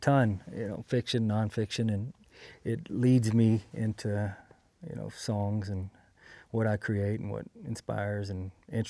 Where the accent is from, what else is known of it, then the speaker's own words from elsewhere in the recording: Texas, United States; also born or lived in Biloxi, Mississippi / Pass Christian, Mississippi / California; now in Chatsworth, United States; Yeah, I was born in Biloxi, lived in Pass Christian, and then my dad was in the Navy, so we moved around quite a bit, mostly Texas, lived in California some, but high school, the formative years were in East Texas.